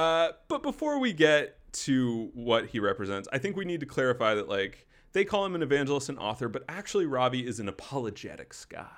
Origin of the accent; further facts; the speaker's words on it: Wake Forest, North Carolina, United States; moved out of my hometown of Wake Forest, North Carolina, kept the name, and just set up shop 3 hours down the road